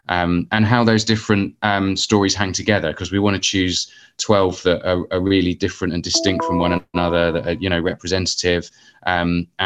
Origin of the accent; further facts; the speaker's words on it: Luton, East of England, United Kingdom; I grew up in Luton.